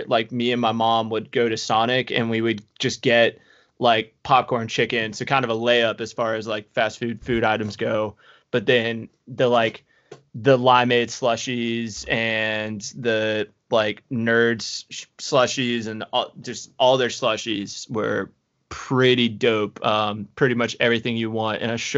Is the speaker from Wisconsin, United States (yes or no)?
no; Florida, United States; spending my entire life and growing up in Florida